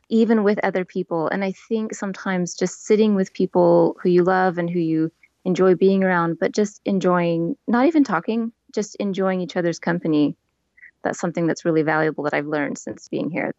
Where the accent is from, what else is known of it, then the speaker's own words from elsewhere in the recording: Portland, Oregon, United States; moved away as an adult; now in Turku, Finland; No, I'm from the United States. I'm from Portland, Oregon.